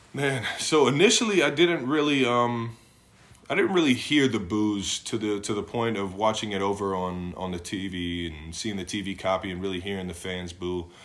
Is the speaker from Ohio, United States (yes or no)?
yes; Cleveland, Ohio, United States; moved away as an adult; now in Kansas City, United States; I grew up in Cleveland